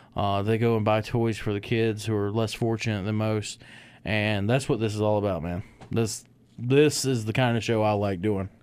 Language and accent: English; Michigan, United States; when I was real young growing up in Michigan